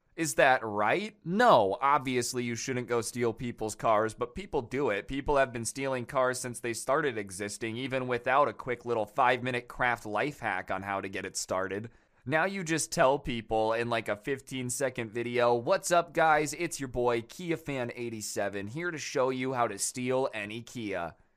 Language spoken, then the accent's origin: English; United States; I'm an American